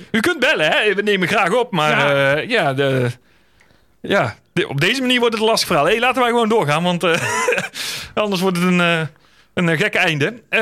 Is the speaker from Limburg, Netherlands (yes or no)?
no; North Brabant, Netherlands; ik blijf Brabander, hè?